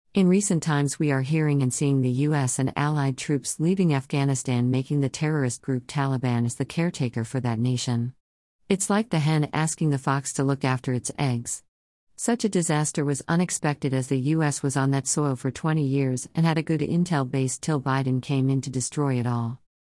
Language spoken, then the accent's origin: English; India; being an Indian